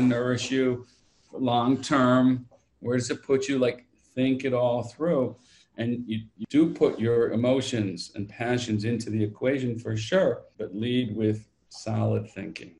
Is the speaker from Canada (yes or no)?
yes; London, Ontario, Canada; also born or lived in Toronto; now in Israel; I grew up actually in London, Ontario.